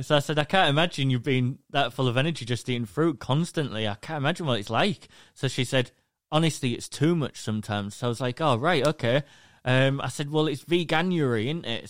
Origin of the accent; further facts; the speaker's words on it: England, United Kingdom; I'm from England, the U K.